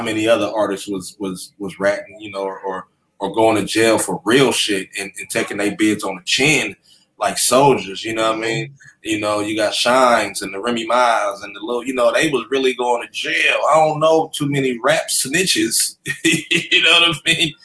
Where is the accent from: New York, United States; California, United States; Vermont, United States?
California, United States; Sacramento; I'm from Sacramento